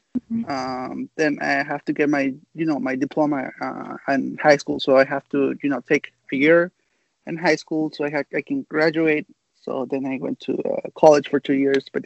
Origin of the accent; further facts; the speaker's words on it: Mexico; English is a second language; also born or lived in United States; now in San Diego, United States; my parents took me back to Mexico when I was about 3 years old or something like that. So I lived there in Mexico most of my life